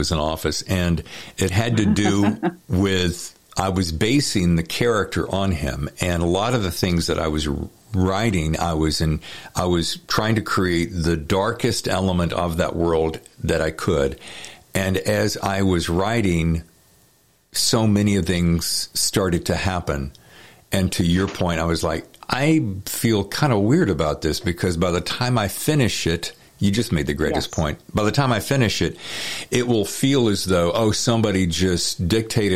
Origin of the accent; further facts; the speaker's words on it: the South, United States; I'm from the South